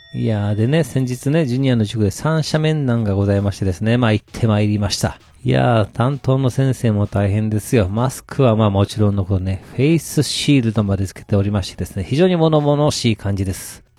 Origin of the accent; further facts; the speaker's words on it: Kansai, Japan; 私、関西人なんでしょうか